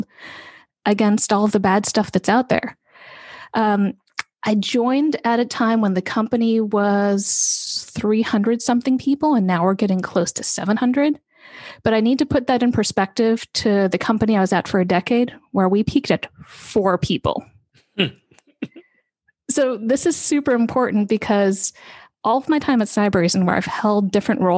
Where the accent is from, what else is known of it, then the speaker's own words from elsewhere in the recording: Bay Area, California, United States; kid who was growing up in the Bay Area